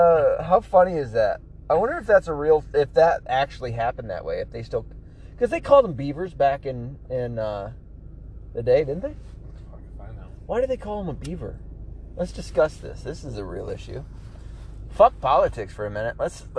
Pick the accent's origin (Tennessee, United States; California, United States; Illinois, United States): Tennessee, United States; also born or lived in New York; Well, I wasn't raised 100% Michigan. I was raised in Tennessee, right? So, and in part, New York. So, I'm not going to know everywhere in Michigan like most other Michiganders would.